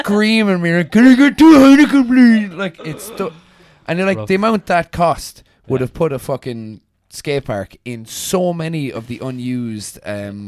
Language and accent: English; Kilkenny, Leinster, Ireland; moved away; I'm from Kilkenny now